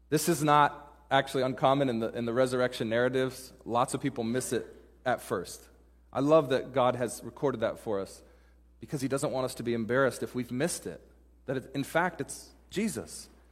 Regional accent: Pacific Northwest, United States; moved away as an adult; also born or lived in Dallas, Texas / Denver, Colorado; now in Seattle, United States; I grew up in the Pacific Northwest

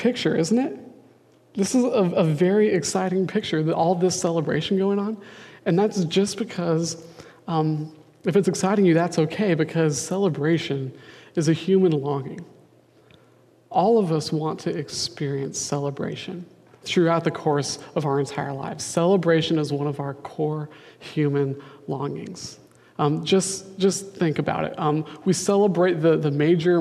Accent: Denver, Colorado, United States; now in Seattle, United States; I'm from Denver

